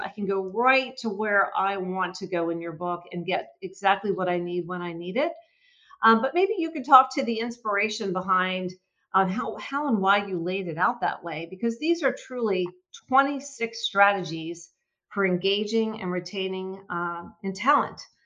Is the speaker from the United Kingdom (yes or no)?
no; Philadelphia, Pennsylvania, United States; I'm from Philadelphia